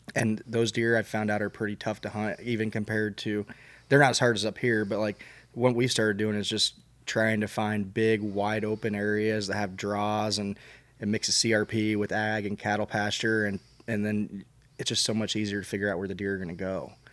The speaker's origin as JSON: {"language": "English", "town": "Albia", "region": "Iowa", "country": "United States", "tie": "born or raised there", "said": "I grew up hunting in South Central Iowa down by Albia"}